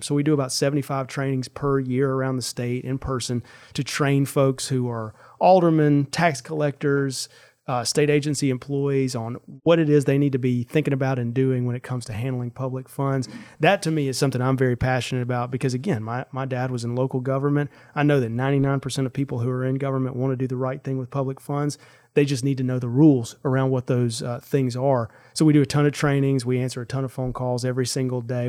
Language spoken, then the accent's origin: English; Sandersville, Mississippi, United States; I grew up in Sandersville, which is a town of seven hundred people